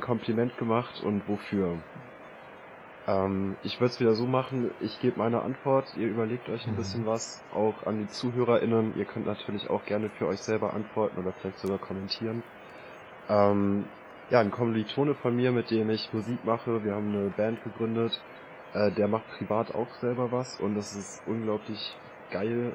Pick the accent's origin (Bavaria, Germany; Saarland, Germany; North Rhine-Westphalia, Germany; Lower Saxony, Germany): Lower Saxony, Germany; Braunschweig; also born or lived in Hannover; der Umzug zurück in meine Heimat Braunschweig